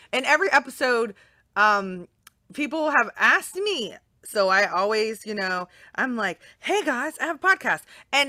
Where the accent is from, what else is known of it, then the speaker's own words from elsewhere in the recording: Hawaii, United States; born there; So I was born in Hawaii.